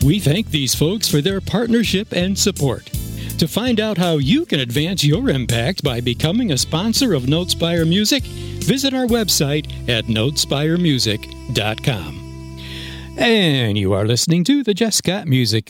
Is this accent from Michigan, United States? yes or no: no; Granville, New York, United States; Granville, New York. That was my hometown.